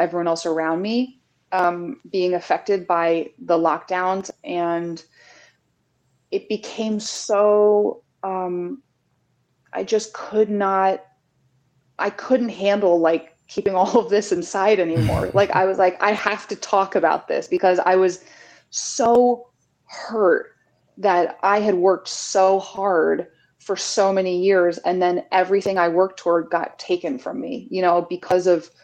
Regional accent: New Jersey, United States; also born or lived in New York City; I'm from New Jersey

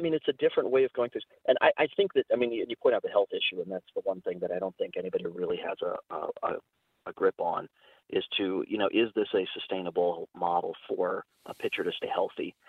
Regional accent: Cleveland, Ohio, United States; I grew up in Cleveland

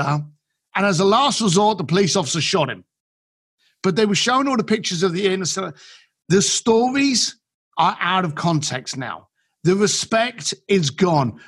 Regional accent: London, United Kingdom; moved away; I'm an Irish kid from East London

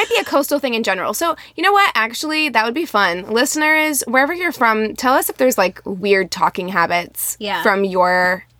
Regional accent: Las Vegas, Nevada, United States; now in Missouri, United States; Whenever I moved to Missouri, my friend Sienna was like, "Whoa," she couldn't understand me because I came from Las Vegas, and in Missouri, everyone talks much slower.

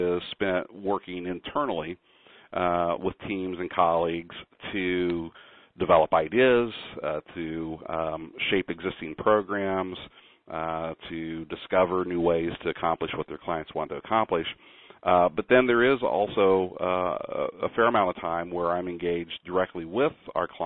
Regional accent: Kansas City, Missouri, United States; moved away as an adult; also born or lived in New York City; now in Sacramento, United States; I'm originally from Kansas City, Missouri

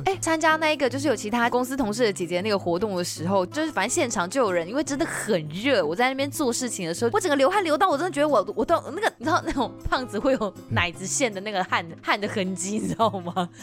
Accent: southern Taiwan, Taiwan; 我们是南部人

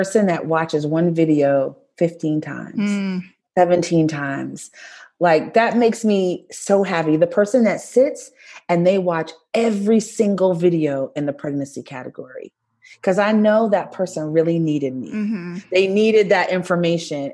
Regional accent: Brooklyn, New York, United States; I'm from Brooklyn

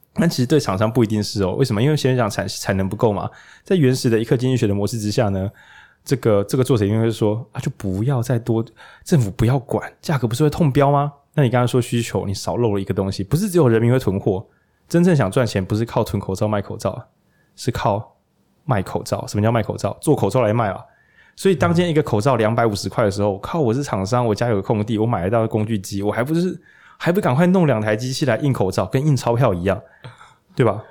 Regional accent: Changhua County, Taiwan; 我们这些就是朴实的彰化人的心中，我们老家有赖和，我们本来就是个社会民主圣地。

